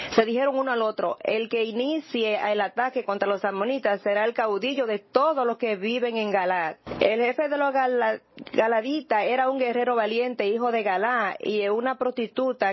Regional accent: Nebraska, United States; now in New York, United States; Yo crecí en Nebraska

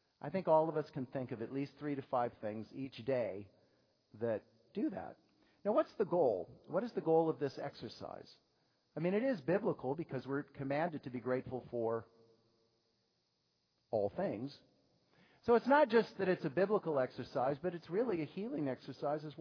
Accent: New York, United States; as New Yorkers

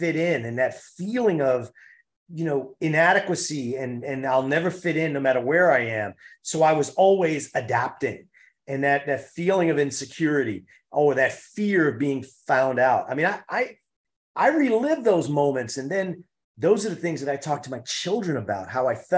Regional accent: New York City, New York, United States; I'm a city kid. I grew up in Harlem

